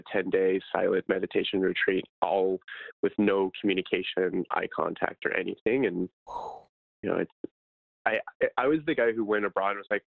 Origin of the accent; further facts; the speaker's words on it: Idaho, United States; moved away; I'm from Idaho originally